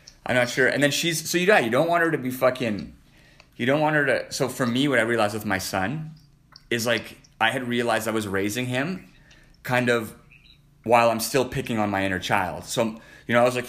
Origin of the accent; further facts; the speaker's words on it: Canada; I'm a Canadian.